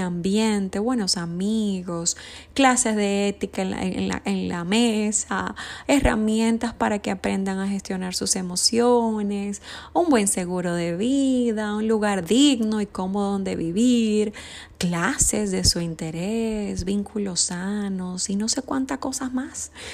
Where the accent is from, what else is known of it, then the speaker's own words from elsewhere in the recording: Dominican Republic; Ayer fue la celebración en mi país, República Dominicana